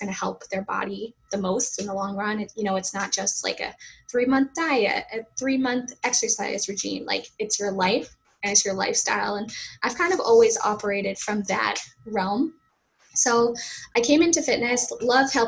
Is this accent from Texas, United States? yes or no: no; Massachusetts, United States; accent: Boston; I'm originally from Massachusetts, USA.